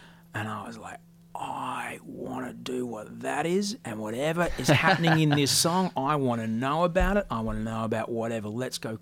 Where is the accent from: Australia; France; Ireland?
Australia; also born or lived in Amsterdam; I'm from Australia